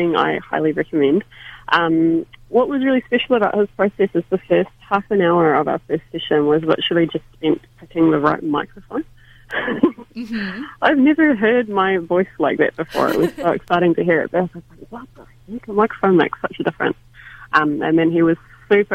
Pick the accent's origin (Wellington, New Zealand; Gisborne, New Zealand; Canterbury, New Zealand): Canterbury, New Zealand; Christchurch; moved away as an adult; Christchurch, my hometown